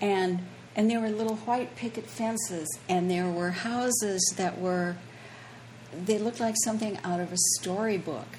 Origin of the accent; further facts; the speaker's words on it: Minneapolis, Minnesota, United States; moved away as an adult; now in Key West, United States; I grew up in Minneapolis